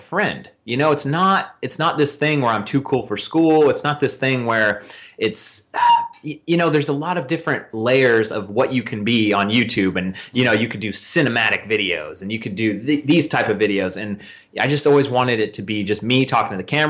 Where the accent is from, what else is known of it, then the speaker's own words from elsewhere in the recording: Northern California, United States; also born or lived in Vallejo, California; I'm from Northern California. I live in Vallejo, California